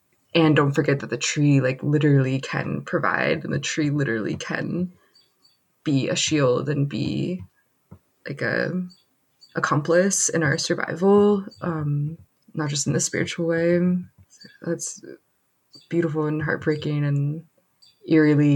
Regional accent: United States; as an American Jew

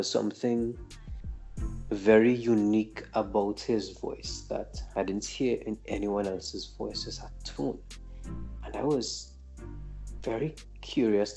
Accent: Trinidad & Tobago; I'm a Trinidadian

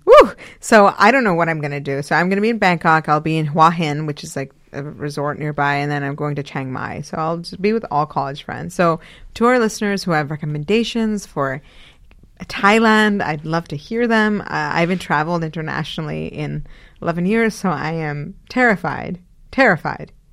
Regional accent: Karachi, Sindh, Pakistan; now in Cambridge, United States; my homeland. I was born in Karachi.

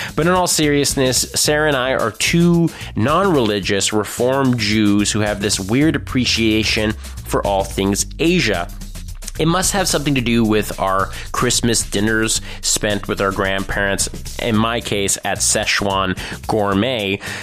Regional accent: Thornhill, Ontario, Canada; I'm a Jew from Thornhill.

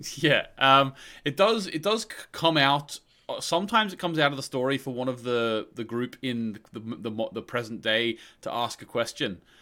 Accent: Australia; I grew up in Australia

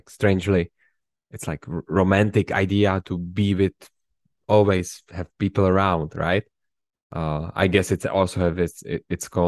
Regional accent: Prague, Czechia; in prague yeah in prague

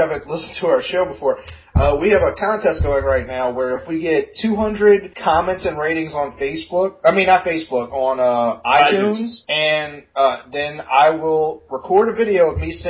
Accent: New Orleans, Louisiana, United States; We're from New Orleans

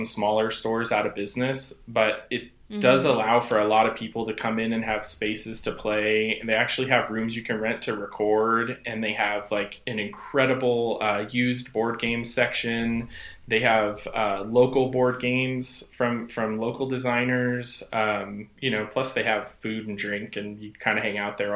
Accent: San Jose, California, United States; moved away as an adult; now in Portland, United States; I grew up in San Jose, and I moved here right out of high school

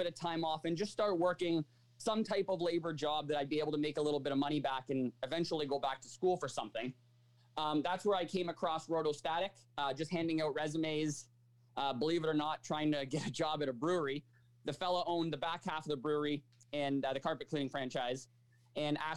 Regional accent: Markham, Ontario, Canada; also born or lived in United States; I'm a Markham resident through and through. I did all my school here as well

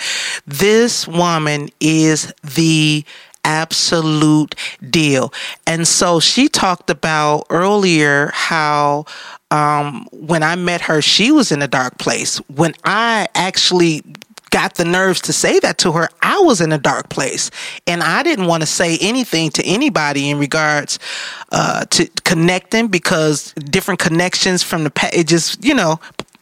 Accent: Detroit, Michigan, United States; I am from Detroit

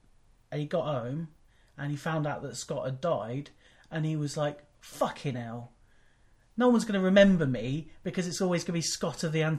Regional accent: Wellingborough, East Midlands, United Kingdom; I once worked a summer job where I worked for a food distribution company in my hometown of Wellingborough.

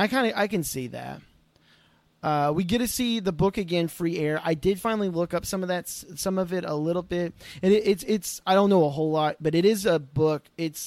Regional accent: Oklahoma, United States; moved away; I'm originally from Oklahoma.

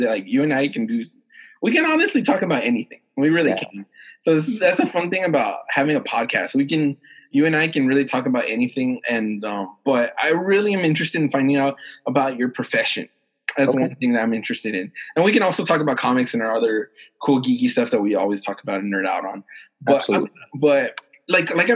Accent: El Paso, Texas, United States; I'm from El Paso.

